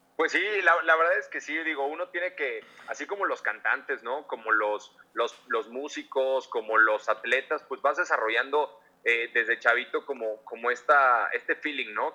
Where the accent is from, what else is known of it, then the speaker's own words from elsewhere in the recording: Mexico City, Mexico; moved away as an adult; also born or lived in Miami, United States; soy chilango